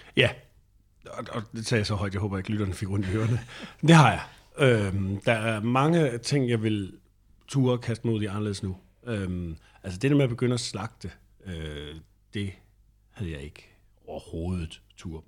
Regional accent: northeast of Randers, Central Denmark Region, Denmark; moved away; hvor jeg voksede op nordøst for Randers

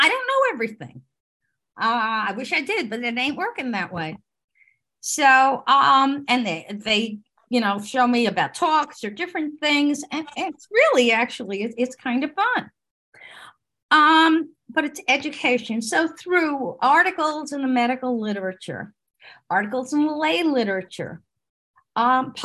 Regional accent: New York City, New York, United States; moved away as an adult; now in New Jersey, United States; I grew up in Brooklyn

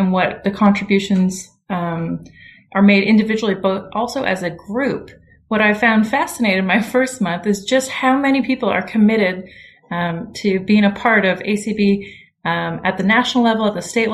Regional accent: Ottawa, Ontario, Canada; moved away as an adult; now in Savannah, United States; I'm from the capital, Ottawa

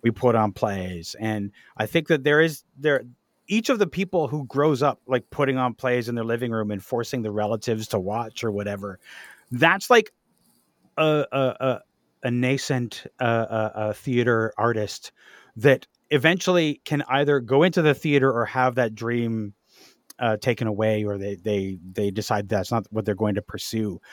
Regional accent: Ajax, Ontario, Canada; I spent my teenage years in Ajax

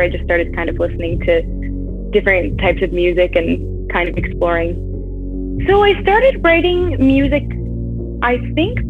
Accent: Stratford, Ontario, Canada; I'm in Ontario, and I'm off at university right now, but I'm just a city away, so I've still been in Ontario my whole life

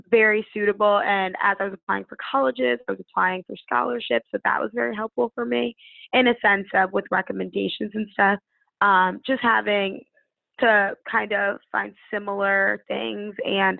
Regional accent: Connecticut, United States; moved away as an adult; now in Washington, D.C., United States; I'm from Connecticut, so DC was definitely a jump for me

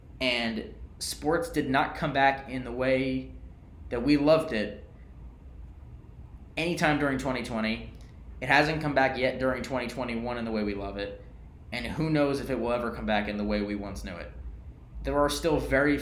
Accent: New York, United States; I'm from New York

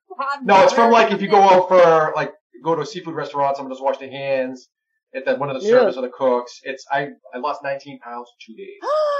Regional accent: Boston, Massachusetts, United States; I'm from Boston.

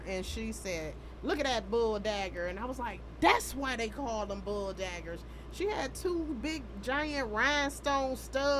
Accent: Pontiac, Michigan, United States; I am from Pontiac.

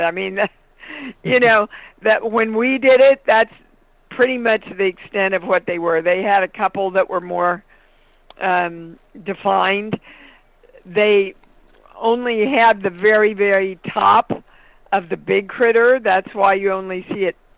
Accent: Kansas, United States; moved away; I miss growing up there. I miss the Kansas I knew.

